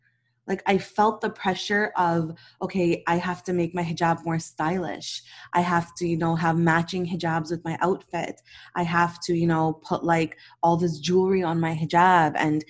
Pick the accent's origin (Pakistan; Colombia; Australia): Pakistan; I'm Pakistani and I'm married to a Nigerian.